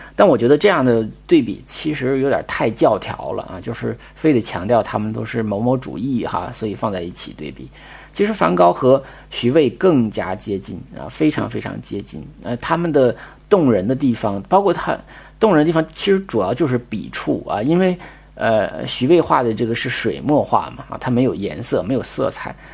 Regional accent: Northeast China, China; moved away; 就是很小的时候在东北的时候看过一次极光

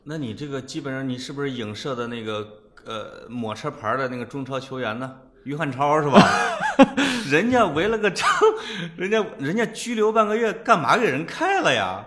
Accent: China; 我们中国人说话都很含蓄嘛

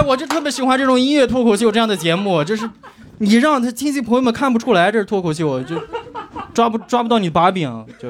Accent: Qingdao, Shandong, China; moved away; 我是青岛人

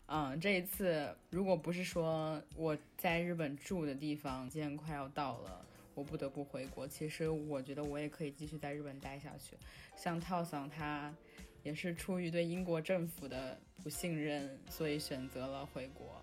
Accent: China; moved away as an adult; also born or lived in Japan; 我也有家人在中国

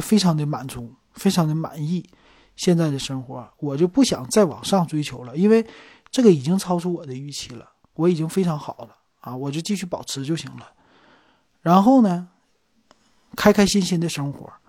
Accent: Northeast China, China; 其实这么来说的话，你不能说咱们东北人懒，对吧？

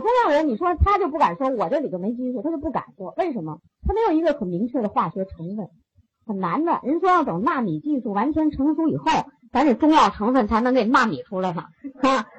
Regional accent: China; 我们中国人

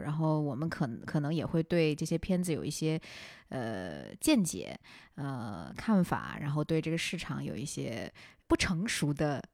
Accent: Xi'an, Shaanxi, China; moved away; 我是西安的嘛，我回家过年之后

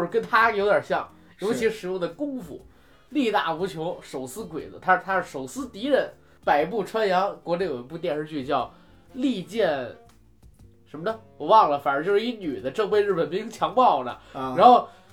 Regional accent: China; 咱们国家引进片儿是有限制的。

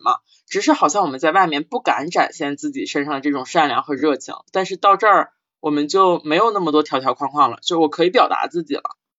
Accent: Northeast China, China; accent: Northeastern Mandarin; 用我们东北话讲满哪儿窜

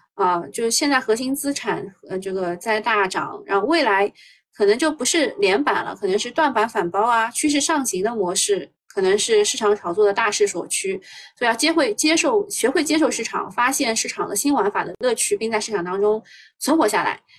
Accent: Shanghai, China; 我们上海人你们应该知道的，就随身办嘛

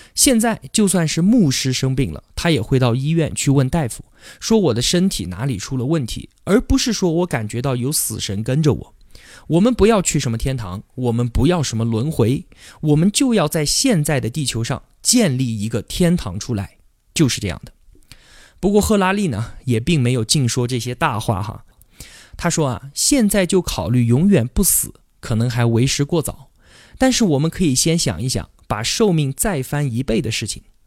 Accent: China; 我们中国人信奉唯物主义并弃宗教信仰

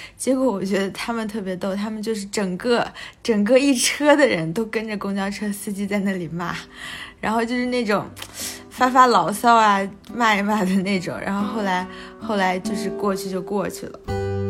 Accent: China; 我们从中国来的

